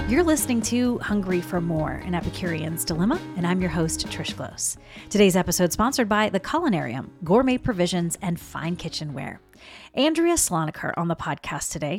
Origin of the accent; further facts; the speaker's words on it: South Carolina, United States; I'm from South Carolina, so we had a lot in our family, bakers and cooks